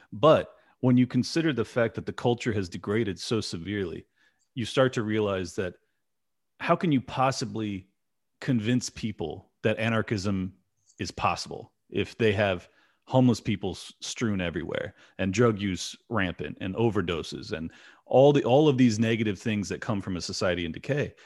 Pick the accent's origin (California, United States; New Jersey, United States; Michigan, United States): California, United States; San Diego; I'm from San Diego